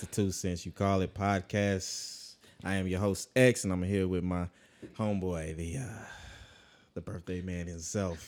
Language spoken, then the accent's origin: English; Monroe, Louisiana, United States; moved away; Monroe, um, my hometown